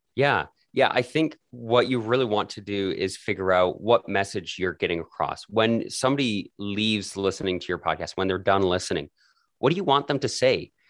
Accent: Calgary, Alberta, Canada; I was born and raised in Calgary, Canada

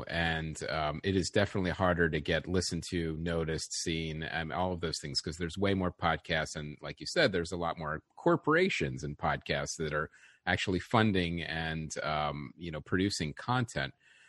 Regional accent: West Chester, Pennsylvania, United States; I grew up in the suburbs of Philadelphia, a town called Westchester, Pennsylvania.

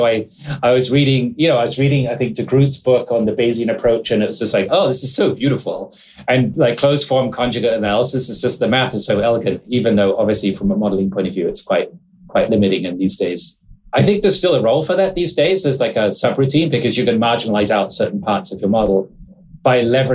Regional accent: England, United Kingdom; I grew up in England.

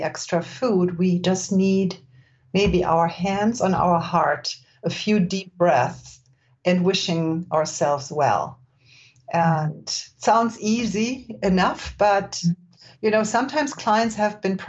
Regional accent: Germany; moved away as an adult; now in California, United States; I was born and raised in Germany, where people are not necessarily gentle with themselves.

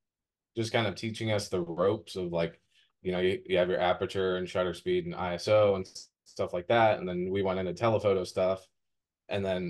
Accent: Maryland, United States; now in Outer Banks, United States; I grew up in Maryland

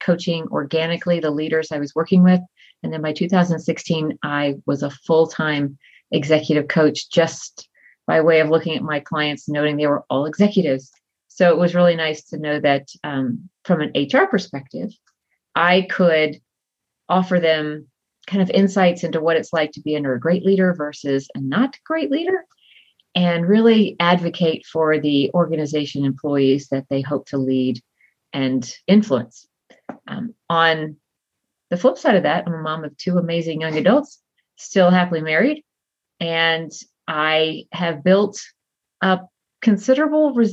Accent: Texas, United States; moved away as an adult; I grew up in Texas and I married a man that I met on a blind date, and he turned out to be in the military

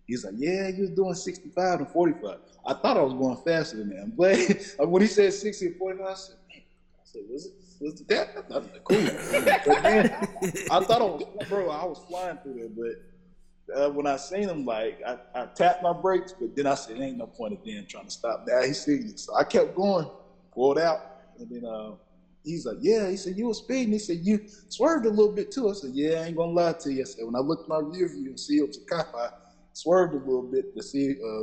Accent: Forest City, North Carolina, United States; I am from Forest City, you know, brothers from Spindale, all those parts

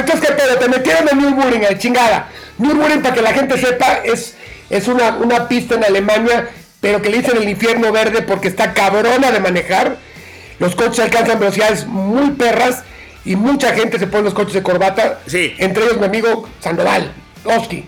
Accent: Mexico

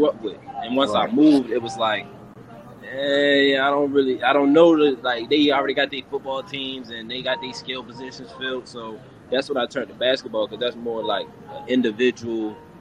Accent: Baltimore, Maryland, United States; moved away as an adult; growing up in Baltimore

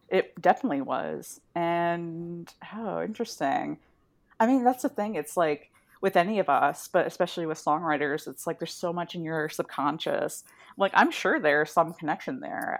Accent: Midwest, United States; I have memories growing up in the Midwest of hiding in the basement during, like, tornadoes

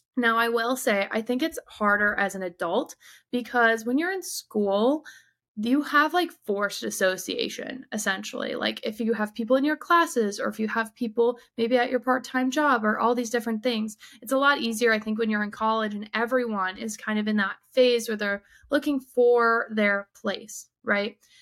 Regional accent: southeastern Michigan, United States; moved away as an adult; I grew up in southeastern Michigan

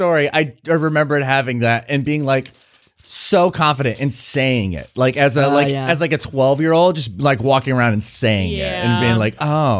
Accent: Portsmouth, Virginia, United States; So I grew up in Portsmouth. So it's like for listeners who don't know, it is a predominantly black community.

